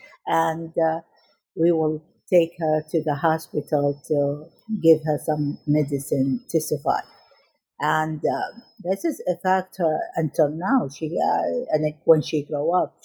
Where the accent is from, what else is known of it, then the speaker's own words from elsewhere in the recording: Najaf, Najaf Governorate, Iraq; moved away; I was born in Iraq in 1967, and I was a vivacious child who loved my family and loved the school, I remember in my first day in middle school in Najaf, in Iraq